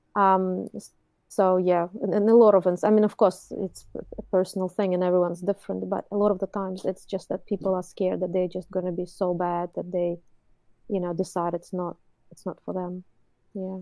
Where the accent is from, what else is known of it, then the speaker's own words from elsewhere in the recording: Moscow, Russia; English is a second language; now in Auckland, New Zealand; I've started my, um, art education when I was in Russia. I was born in Moscow. And I did art school, you know, there